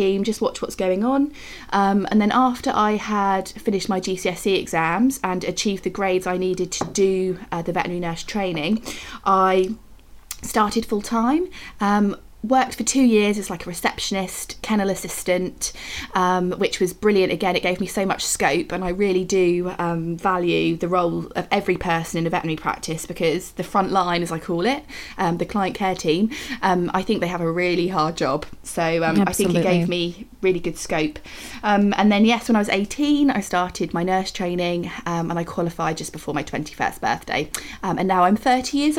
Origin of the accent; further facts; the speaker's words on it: Oxfordshire, South East England, United Kingdom; accent: English; now in Buckinghamshire, United Kingdom; I am from Oxfordshire in England originally, but I'm living in Buckinghamshire at the moment